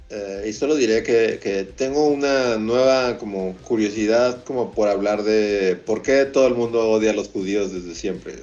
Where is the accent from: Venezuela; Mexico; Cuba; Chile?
Mexico; somos mexicanos, trabajamos con Trino.